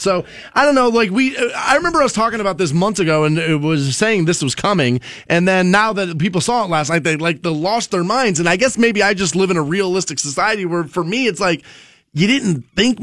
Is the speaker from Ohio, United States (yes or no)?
yes; Maple Heights, Ohio, United States; It's actually officially my hometown there. That's where I was born, Maple Heights